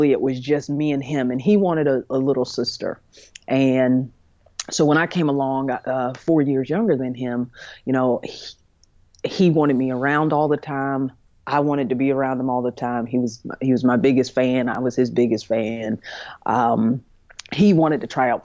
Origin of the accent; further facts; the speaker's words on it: High Point, North Carolina, United States; also born or lived in Jacksonville, North Carolina; was adopted by a couple from High Point, North Carolina, which is right in the middle of the state, called the Triad area. And that's where I was raised, and that's what I consider and call home.